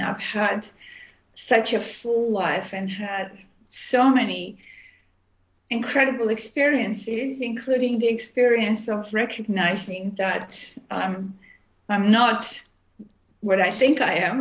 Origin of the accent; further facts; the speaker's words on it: Armenia; also born or lived in Montreal, Canada / Oregon, United States / India; now in Vancouver, Canada; I was born in Armenia, which is uh, part of used to be part of USSR, and I left in 1976, and I moved to uh, Montreal, Canada, and I lived there for many years